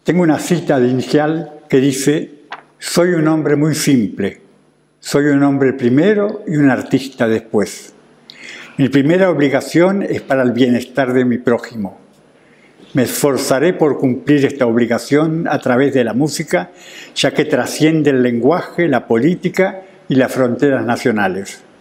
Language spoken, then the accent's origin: Spanish; Catalonia, Spain; Además, soy catalán. Cataluña es una provincia de España y tuvo el primer parlamento democrático mucho antes que Inglaterra. Tengo 92 años.